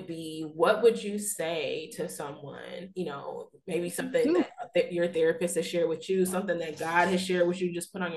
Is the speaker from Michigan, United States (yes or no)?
no; Texas, United States; also born or lived in Missouri / New Orleans; I was born and raised in Texas, but went off to school in Missouri, then lived in New Orleans for 5 years and have been back in Texas almost 5 years